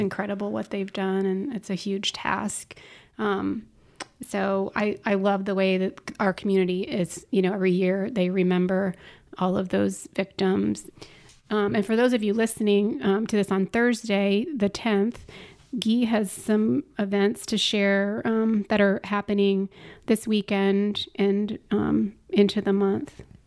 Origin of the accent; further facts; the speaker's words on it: Orlando, Florida, United States; was born and raised in Orlando